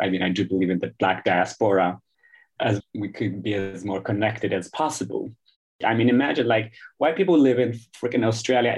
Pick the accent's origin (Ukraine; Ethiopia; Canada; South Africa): Ethiopia; also born or lived in Sweden; now in Stockholm, Sweden; And I was born and raised in Ethiopia, actually, before moving to Sweden. But I grew up in different parts of Ethiopia.